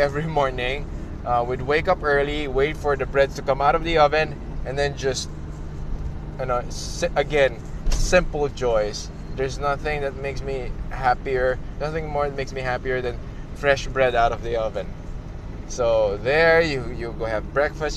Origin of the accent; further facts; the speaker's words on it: Philippines; my country, in my hometown, in my homeland